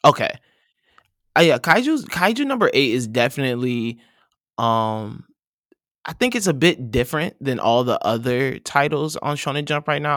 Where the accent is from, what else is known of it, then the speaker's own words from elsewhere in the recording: Saint Paul, Minnesota, United States; I'm from Saint Paul, Minnesota